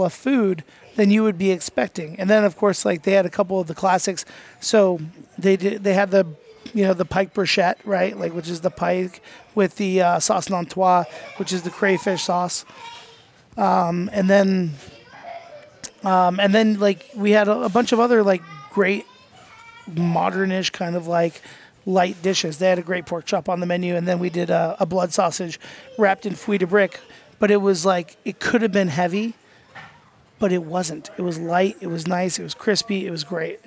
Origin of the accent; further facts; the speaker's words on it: United States; I'm American, I don't speak your language.